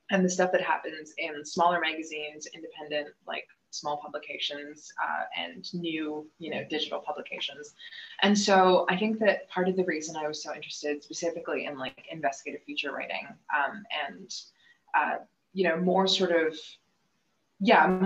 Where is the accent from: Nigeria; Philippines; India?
India; also born or lived in Canada; But I am from India. I, uh, you know, sort of grew up between India and Canada